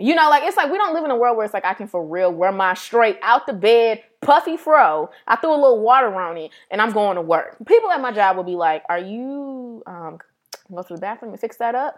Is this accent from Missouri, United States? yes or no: yes; St. Louis, Missouri, United States; we're from Saint Louis